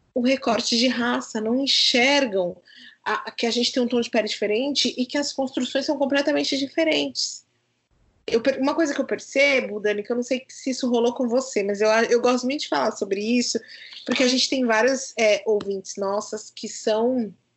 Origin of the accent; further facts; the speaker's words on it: Brazil; eu saí da periferia onde eu nasci, lá no João 23